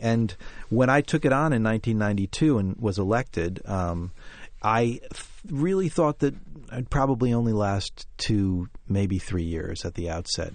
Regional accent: Vermont, United States; now in New York City, United States; a decent carpenter from my days of growing up in Vermont

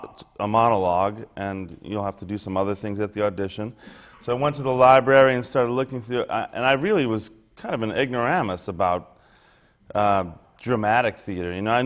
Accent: Chicago, Illinois, United States; I grew up in Chicago, on the south side of Chicago

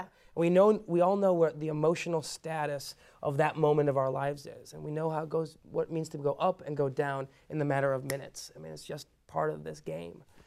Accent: Chicago, Illinois, United States; first language Persian; English is a second language; also born or lived in Iran; I grew up in Chicago

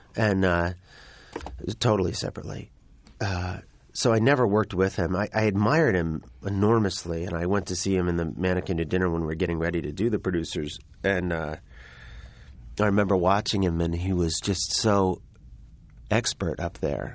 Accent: New York, United States; I grew up in New York

